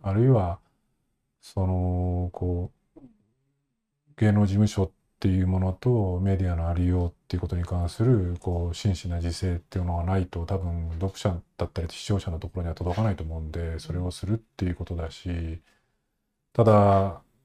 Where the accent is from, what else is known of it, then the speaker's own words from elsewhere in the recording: Nagano, Japan; 僕長野出身で